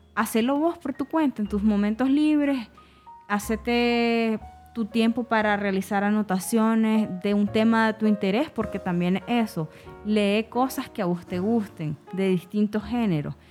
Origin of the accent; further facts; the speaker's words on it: Nicaragua; nosotros también tenemos nuestra forma de pronunciar la S